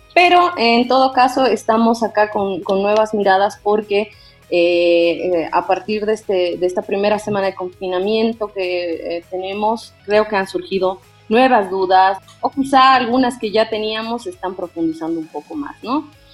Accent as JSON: {"language": "Spanish", "country": "Bolivia"}